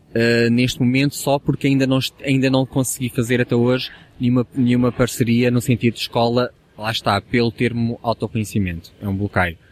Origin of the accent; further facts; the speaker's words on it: the North, Norte, Portugal; now in Lisbon, Portugal; mesmo no Norte, no, de onde eu sou natural